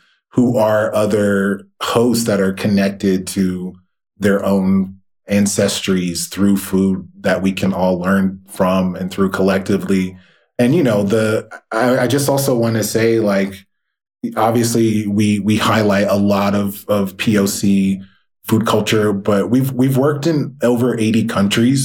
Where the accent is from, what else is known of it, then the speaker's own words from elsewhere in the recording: the South, United States; my experience as a Black man growing up in the South